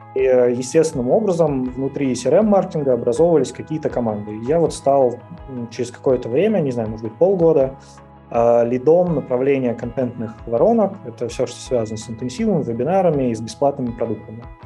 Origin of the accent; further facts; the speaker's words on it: Ryazan, Ryazan Oblast, Russia; moved away as an adult; я родился в Рязани, жил в Рязани